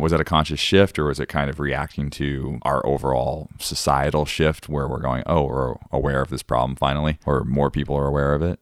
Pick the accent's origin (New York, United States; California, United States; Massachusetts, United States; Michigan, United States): Massachusetts, United States; Cape Cod; growing up in Cape Cod